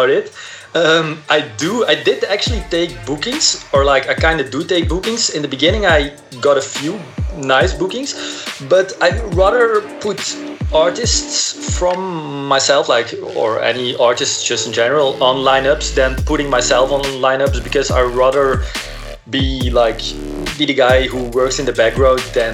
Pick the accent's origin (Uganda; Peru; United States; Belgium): Belgium; I'm from Belgium